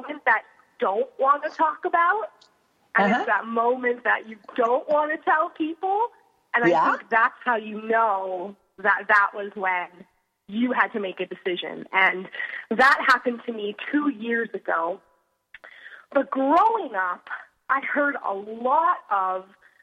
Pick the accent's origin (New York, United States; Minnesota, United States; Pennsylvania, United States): Pennsylvania, United States; moved away; I'm originally from Pennsylvania.